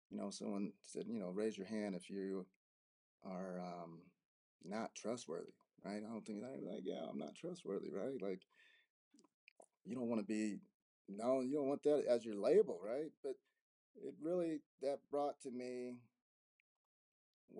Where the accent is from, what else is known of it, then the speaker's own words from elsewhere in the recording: Denver, Colorado, United States; also born or lived in Arizona; I grew up in Denver, Colorado. I'm here in Denver.